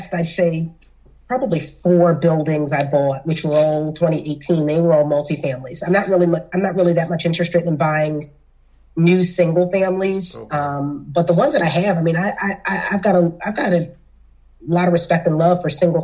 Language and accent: English; Philadelphia, Pennsylvania, United States; I'm from South Philly. I'm from the hood